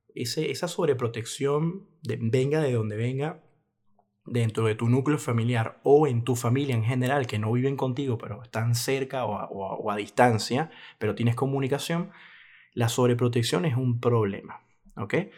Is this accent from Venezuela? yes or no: yes; Venezuela; mi país Venezuela